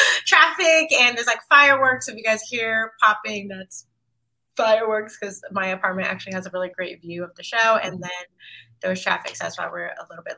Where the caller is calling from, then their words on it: Washington, District of Columbia, United States; co-founder of Sultry Sisters. I'm drinking Agua H2O, and I'm tuning in from DC.